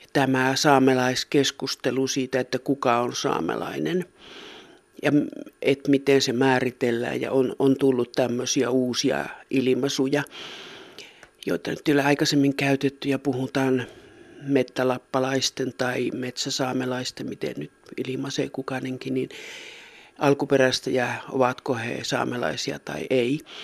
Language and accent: Finnish; Rovaniemi area, Lapland, Finland; minä itse tuosta syntyisin tuosta Rovaniemen seuvulta ja minun sukujuuret on, on Sykivarressa